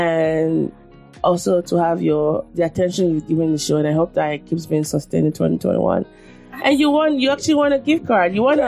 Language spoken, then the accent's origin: English; Nigeria; I mean, I think being born a Nigerian and the experiences I've had as a Nigerian has been one of the greatest blessings of my life.